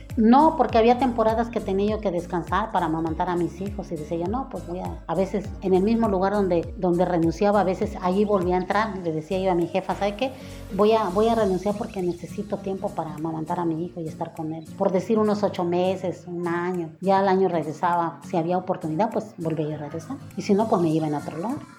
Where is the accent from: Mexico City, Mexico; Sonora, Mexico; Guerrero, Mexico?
Guerrero, Mexico; Acapulco; moved away as an adult; now in Cancún, Mexico; soy de Acapulco, de, de Acapulco Guerrero